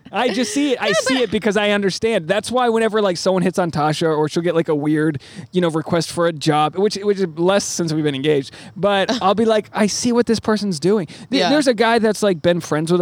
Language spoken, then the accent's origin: English; Rhode Island, United States; I grew up in Rhode Island